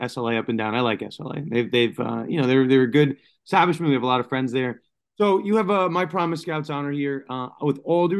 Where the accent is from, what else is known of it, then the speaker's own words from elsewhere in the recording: New York, United States; I'm from New York.